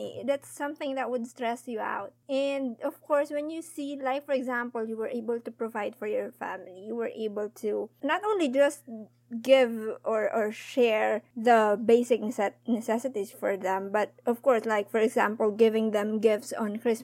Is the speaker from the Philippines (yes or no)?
yes; Philippines; We, as in Filipino